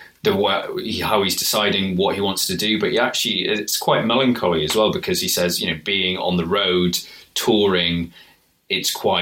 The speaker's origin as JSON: {"language": "English", "country": "United Kingdom", "said": "if we're being British. Which we are"}